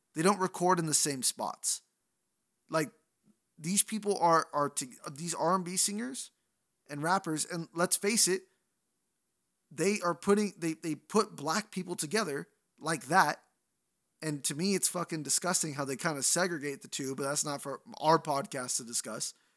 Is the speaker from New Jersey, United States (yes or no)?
no; Bay Area, California, United States; I'm from the Bay Area